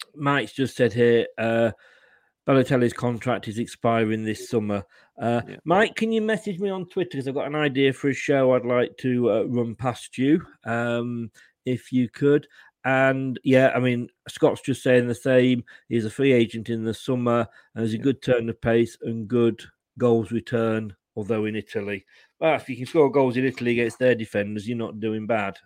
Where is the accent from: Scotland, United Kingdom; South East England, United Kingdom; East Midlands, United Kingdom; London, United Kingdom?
East Midlands, United Kingdom; Leicester; moved away as an adult; also born or lived in Blackpool / Blackburn / Burnley / Bolton; now in Poole, United Kingdom; I was born and bred in Leicester, and I then left Leicester with my job, and I went Blackpool, Blackburn, Burnley. Uh, I worked in Bolton and Bury, and then I came down to Poole in Dorset.